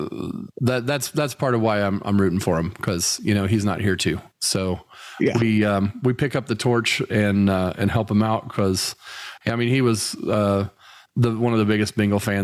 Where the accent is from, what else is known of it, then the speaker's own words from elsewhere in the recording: Indianapolis, Indiana, United States; growing up in Indy